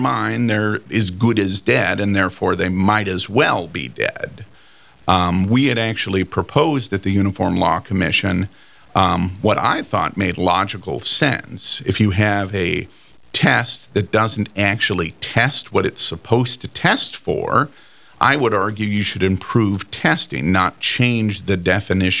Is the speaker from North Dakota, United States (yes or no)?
yes; Fargo, North Dakota, United States; born and bred in Fargo